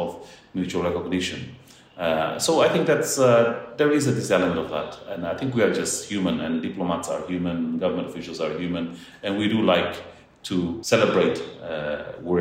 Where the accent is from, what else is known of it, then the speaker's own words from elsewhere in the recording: Maliana, Bobonaro, Timor-Leste; I was born and raised in East Timor, in Timor-Leste. And I'm so proud of the fact that I come from Maliana, Bobonaro